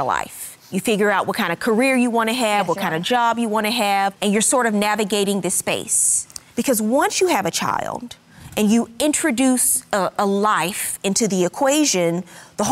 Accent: the South, United States; I'm from the South

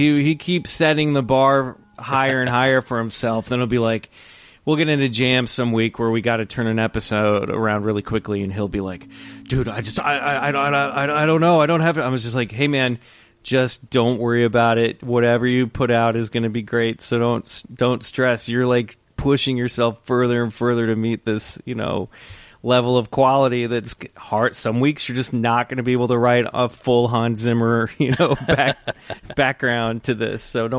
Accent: Olathe, Kansas, United States; I grew up in the suburbs of Kansas City, Kansas, in an area called Olathe, which is really weird, really near Overland Park.

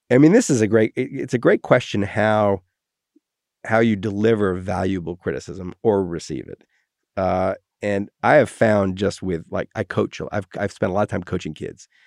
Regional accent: Wales, United Kingdom; my real response is I'm Welsh.

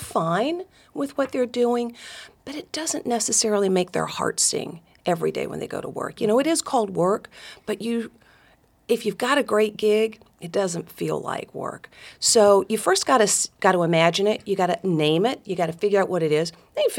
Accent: Dalton, Georgia, United States; I'm one of four daughters, grew up in Northwest Georgia. My hometown is Dalton, Georgia, carpet capital of the world.

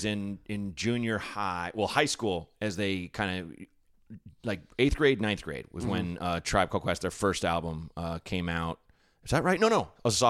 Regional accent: Portland, Oregon, United States; Portland, Oregon. In like kind of a slightly blacker area of Portland, which is sounds like an oxymoron.

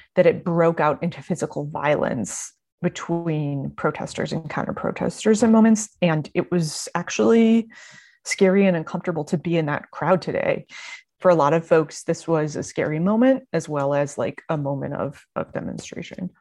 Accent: Mississippi, United States; moved away; I'm also from Mississippi. When I when I go home, I dress different, I talk different

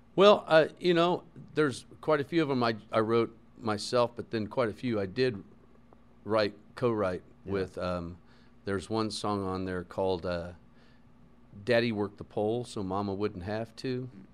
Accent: Lawrence, Kansas, United States; where I grew up in Lawrence, Kansas

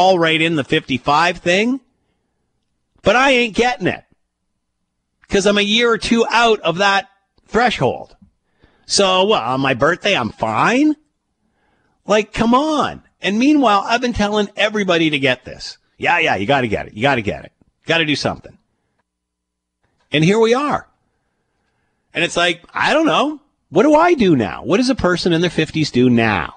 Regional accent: Canada; As a Canadian

